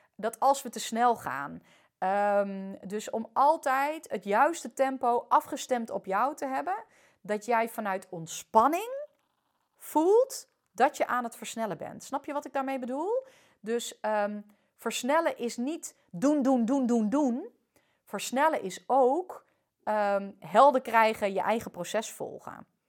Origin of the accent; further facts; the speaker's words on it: Netherlands; also born or lived in France; al ben ik hier voornamelijk opgegroeid